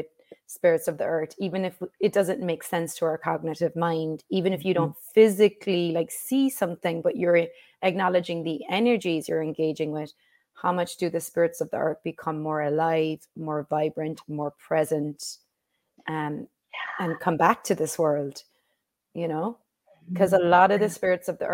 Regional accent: Ireland; growing up in Ireland, we would just be outside all day long

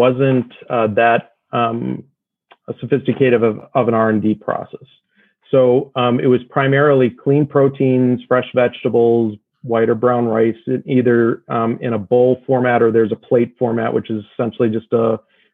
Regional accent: Midwest, United States; now in Los Angeles, United States; I'm not from LA originally. You know, I grew up in the Midwest

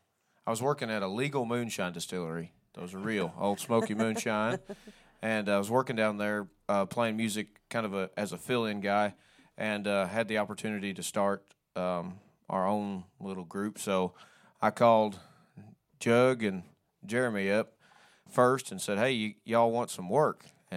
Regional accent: Missouri, United States; now in East Tennessee, United States; I'm from Missouri, and we used to go to his house all the time in the Ozarks

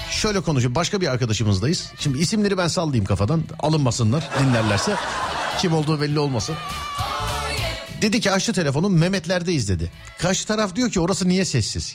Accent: Istanbul, Turkey; ben İstanbulluyum

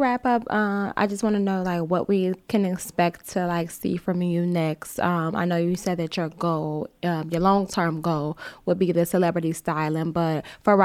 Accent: Chicago, Illinois, United States; moved away as an adult; now in New York, United States; I'm originally from Chicago

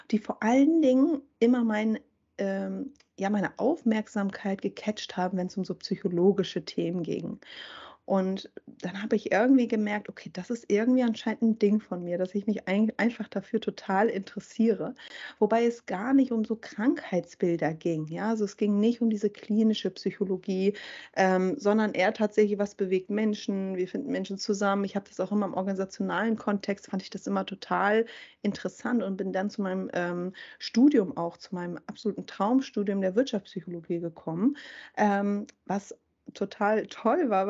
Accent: Schleswig-Holstein, Germany; ich bin in Schleswig-Holstein ähm, aufgewachsen

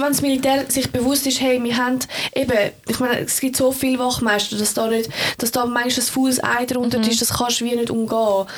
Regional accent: Switzerland; ich das als Schweizerin

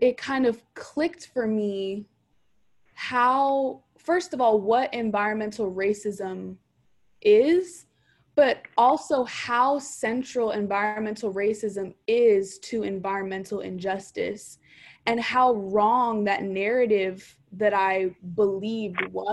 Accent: Oakland, California, United States; I am born, raised, and educated in Oakland, California.

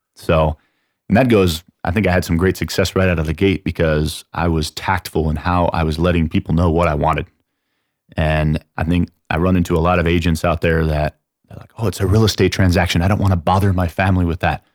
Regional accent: San Antonio, Texas, United States; also born or lived in Chicago, Illinois; I'm from San Antonio

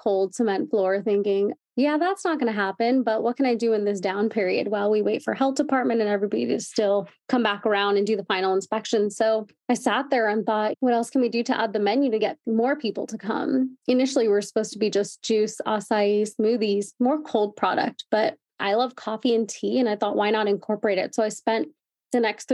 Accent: Chino, California, United States; I'm from Chino, so that's 20 minutes from Anaheim Hills

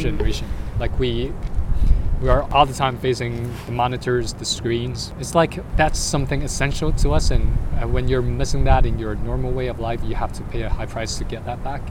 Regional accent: Guangzhou, Guangdong, China; now in Hong Kong; I'm here from Guangzhou.

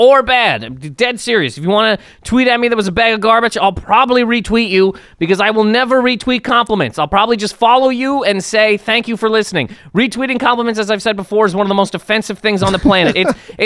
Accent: Canada; now in United States; I am full-on Canadian. Maple syrup runs through my veins

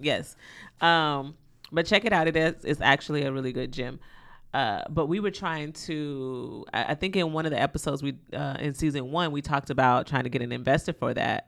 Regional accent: the South, United States; I'm from the South. I grew up with my grandmother.

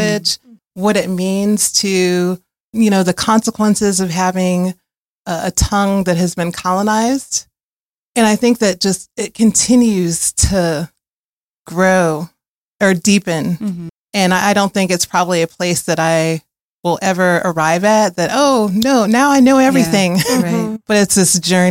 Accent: Chicago, Illinois, United States; moved away as an adult; now in Asheville, United States; I grew up in Chicago originally, but I've been in Asheville for longer than I've been anywhere, over 20 years

